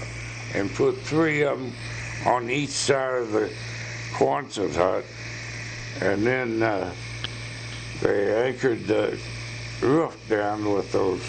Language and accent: English; Sedalia, Missouri, United States; Well, when I was brought up in Sedalia, Eddie and I lived next to a place that raised cattle and pigs